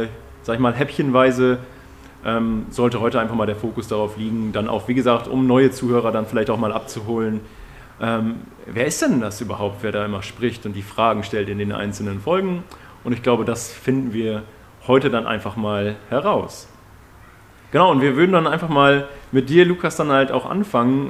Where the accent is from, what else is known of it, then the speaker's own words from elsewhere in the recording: Emsland, Lower Saxony, Germany; moved away; bei uns in meinem Heimatort, äh, im Emsland